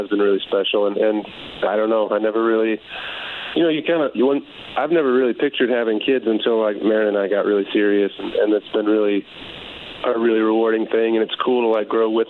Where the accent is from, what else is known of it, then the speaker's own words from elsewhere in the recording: Chicago, Illinois, United States; moved away; I'm from Chicago